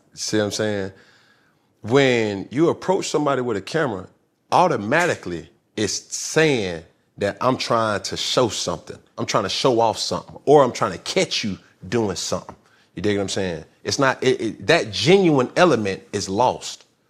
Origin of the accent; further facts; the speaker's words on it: Atlanta, Georgia, United States; I'm from Atlanta